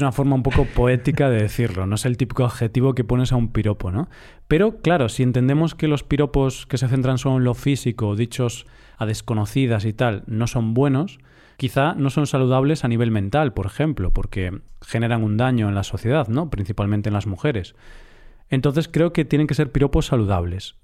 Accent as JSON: {"language": "Spanish", "region": "Galicia", "country": "Spain", "said": "yo soy del norte, soy de Galicia"}